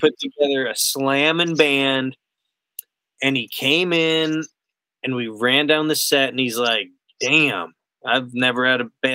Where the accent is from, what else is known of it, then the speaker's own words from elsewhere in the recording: Florida, United States; moved away as an adult; now in Nashville, United States; I'm from Florida